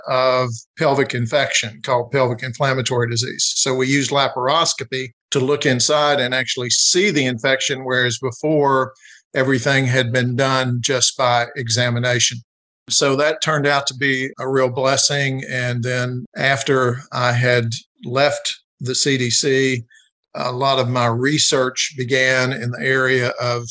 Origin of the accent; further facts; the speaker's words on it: Jessamine County, Kentucky, United States; But I was raised in Jessamine County, which is just south of Lexington here in central Kentucky